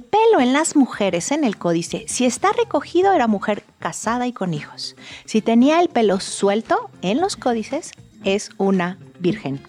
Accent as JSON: {"language": "Spanish", "country": "Mexico", "said": "como mexicanos"}